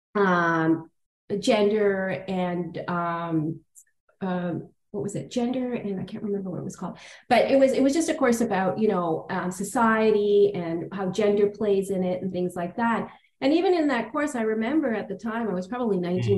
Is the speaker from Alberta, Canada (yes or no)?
no; Toronto, Ontario, Canada; I grew up on the Danforth, you know, a mm. little big town.